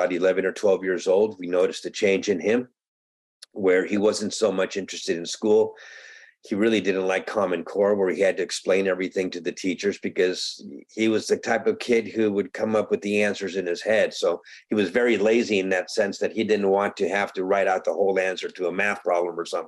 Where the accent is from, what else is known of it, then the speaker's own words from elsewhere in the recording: Medellín, Antioquia, Colombia; now in United States; I am a Colombian American. I was born in Medellin, Colombia, and I was brought to this country in 1962.